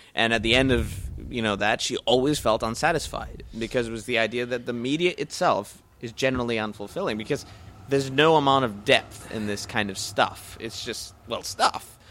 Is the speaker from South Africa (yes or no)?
no; New Zealand; moved away; I'm from New Zealand